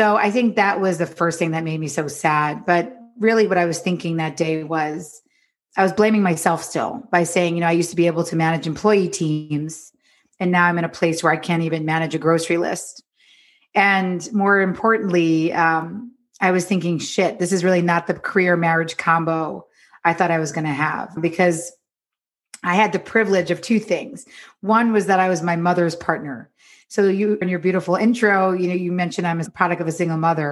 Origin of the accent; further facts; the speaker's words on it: New York, United States; moved away as an adult; now in Los Angeles, United States; I'm from New York, but I live in Los Angeles now